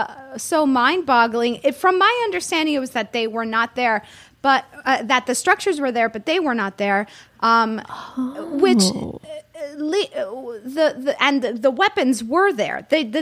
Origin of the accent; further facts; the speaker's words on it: Florida, United States; I'm from Florida.